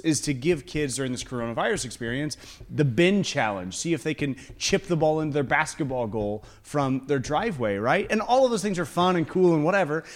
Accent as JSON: {"language": "English", "country": "United States", "said": "As an American culture"}